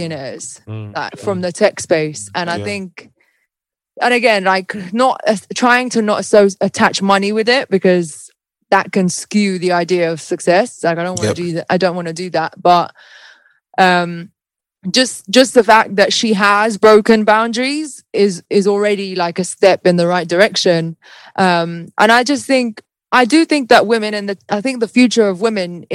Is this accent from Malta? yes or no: yes; Malta; now in United Kingdom; leaving my home country of Malta to like come here